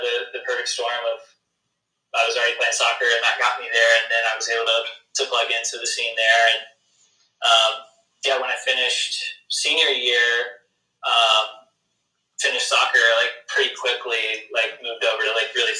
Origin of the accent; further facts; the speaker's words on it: Jackson, Mississippi, United States; moved away as an adult; now in Nashville, United States; I grew up in Jackson, Mississippi